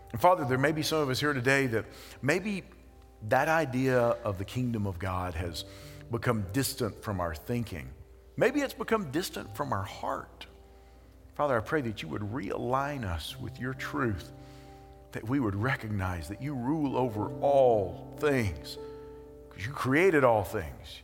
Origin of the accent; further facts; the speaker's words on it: United States; we have dual citizenship, that we are American citizens